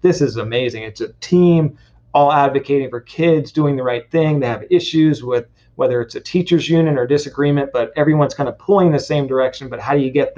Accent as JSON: {"language": "English", "area": "San Francisco Bay Area", "region": "Northern California", "country": "United States", "tie": "born or raised there", "also_born_or_lived": "Santa Barbara", "said": "I grew up in the Bay Area, San Francisco Bay Area, Northern California"}